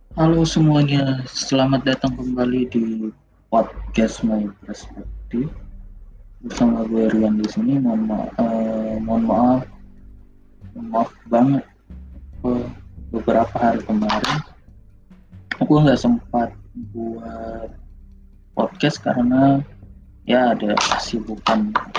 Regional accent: Jakarta, Indonesia; gua yang sebagai warga Jakarta, sebagai warga Indonesia

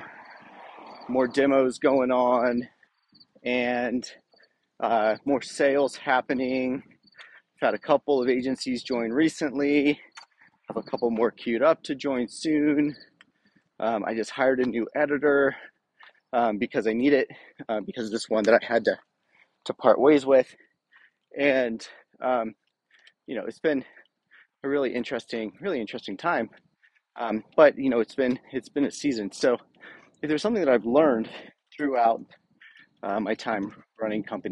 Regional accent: Rockingham County, Virginia, United States; I grew up in Virginia in basically farm country, in Rockingham County, which is the poultry capital of the U.S.

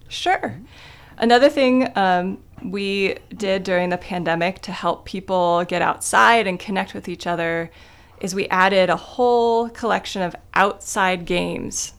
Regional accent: Kidron, Ohio, United States; moved away as an adult; now in Athens, United States; I grew up in a town of less than a thousand people called Kidron, Ohio.

